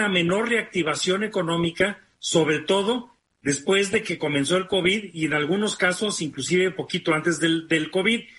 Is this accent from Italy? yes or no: no; Guanajuato, Mexico; yo que crecí en Guanajuato, a la Ciudad de México ya la considerábamos